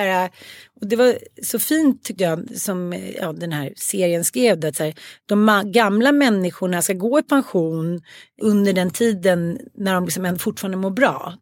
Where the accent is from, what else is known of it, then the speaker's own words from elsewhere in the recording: Stockholm, Stockholm County, Sweden; Jag kommer ju från Farsta